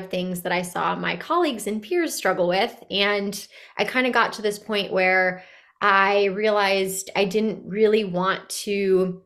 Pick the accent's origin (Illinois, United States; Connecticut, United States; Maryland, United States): Connecticut, United States; Bristol; I grew up in a pretty urban part of Connecticut, in Bristol, Connecticut